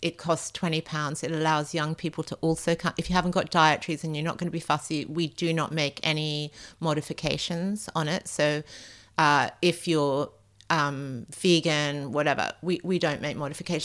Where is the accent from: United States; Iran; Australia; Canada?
Australia; also born or lived in France; now in London, United Kingdom; I grew up in Australia